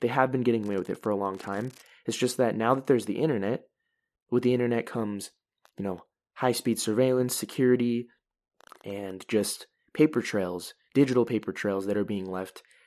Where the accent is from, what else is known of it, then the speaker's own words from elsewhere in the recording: United States; I'm an American